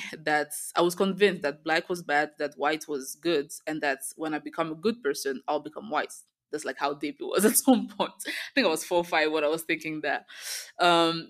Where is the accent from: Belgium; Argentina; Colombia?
Belgium; moved away as an adult; also born or lived in Rwanda; now in Kigali, Rwanda; I was born in Rwanda and we moved to Belgium when I was a baby. I grew up in Belgium